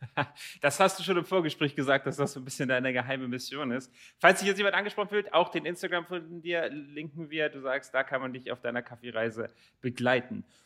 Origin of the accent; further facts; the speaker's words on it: Rotenburg, Lower Saxony, Germany; moved away; ich komme ursprünglich aus Rothenburg-Wimme